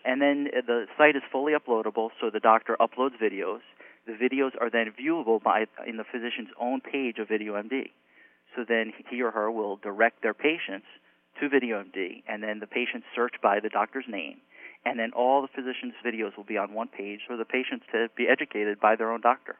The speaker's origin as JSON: {"language": "English", "country": "United States", "tie": "born or raised there", "moved": "as an adult", "lives_now": "Miami, United States", "said": "I grew up in New York, New Jersey area"}